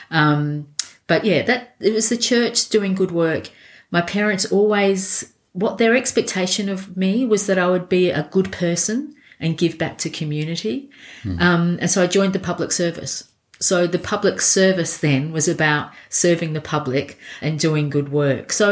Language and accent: English; Elizabeth, South Australia, Australia; born or raised there; also born or lived in Scotland